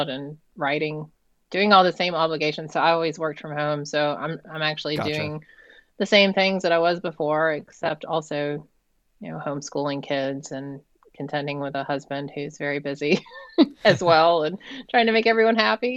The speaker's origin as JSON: {"language": "English", "town": "Savannah", "region": "Georgia", "country": "United States", "tie": "born or raised there", "also_born_or_lived": "Atlanta, Georgia", "moved": "as an adult", "lives_now": "Massachusetts, United States", "said": "I grew up in Savannah, Georgia, and spent my life outside of Atlanta"}